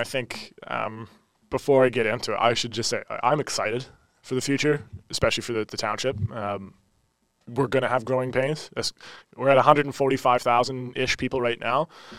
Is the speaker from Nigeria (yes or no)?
no; Langley, British Columbia, Canada; I grew up in Murrayville.